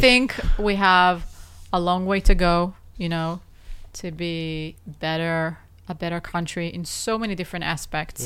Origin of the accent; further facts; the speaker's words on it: Israel; growing up in Israel, not just the army, a long before the army, crazy life